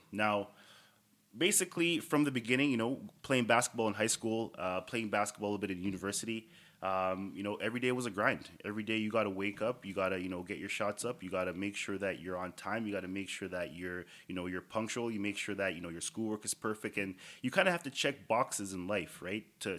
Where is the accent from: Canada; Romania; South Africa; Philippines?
Canada; Toronto, Ontario; Starting off as just you know the typical kid growing up in Toronto, chasing hoop dreams.